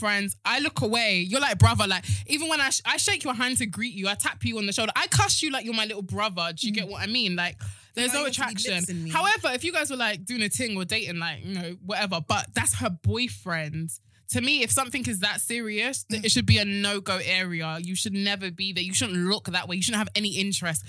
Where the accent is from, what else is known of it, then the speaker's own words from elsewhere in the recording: Nigeria; I'm a Nigerian woman.